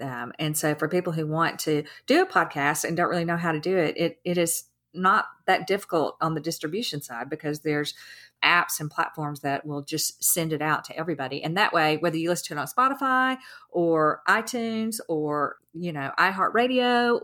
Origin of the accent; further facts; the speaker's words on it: the South, United States; I'm from the South